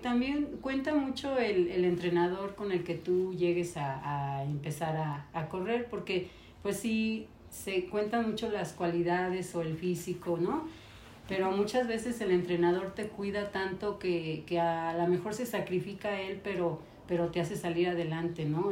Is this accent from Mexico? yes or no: yes; San Luis Potosí, Mexico; moved away as an adult; nací en San Luis Potosí y aquí conocí a mi esposo José Jaime López